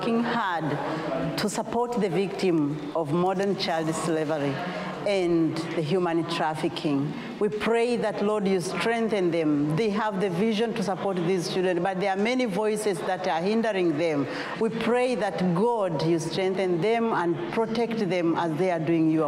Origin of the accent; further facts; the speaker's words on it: Tanzania; I come from East Africa, the country called Tanzania